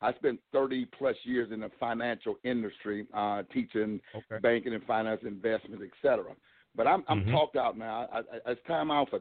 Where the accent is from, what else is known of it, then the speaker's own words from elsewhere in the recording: Milwaukee, Wisconsin, United States; now in North Carolina, United States; I was born and raised in Milwaukee, Wisconsin